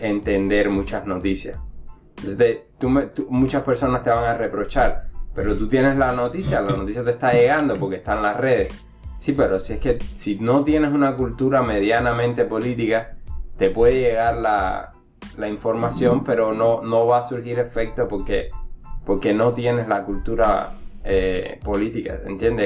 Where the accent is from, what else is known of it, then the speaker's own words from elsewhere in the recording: Cuba; now in United States; desde que salí de Cuba